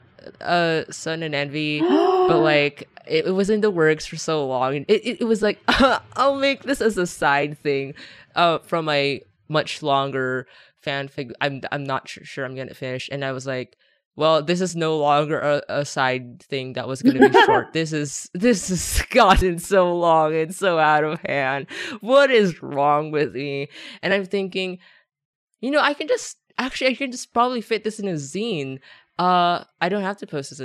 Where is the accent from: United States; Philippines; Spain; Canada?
Philippines; English is a second language; I'm Filipino, but I didn't actually like learn English